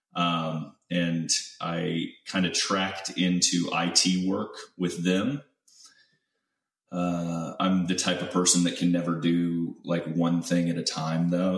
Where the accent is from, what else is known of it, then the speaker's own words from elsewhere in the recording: Central Illinois, United States; moved away as an adult; now in Houston, United States; I'm originally from Central Illinois, and uh, I was born and raised there. Spent about 18 years there